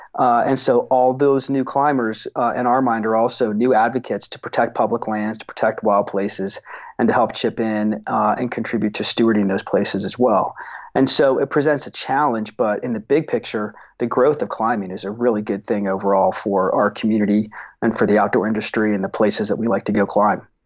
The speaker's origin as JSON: {"language": "English", "town": "Seattle", "region": "Washington", "country": "United States", "tie": "born or raised there", "said": "I grew up in Seattle, um, in the seventies."}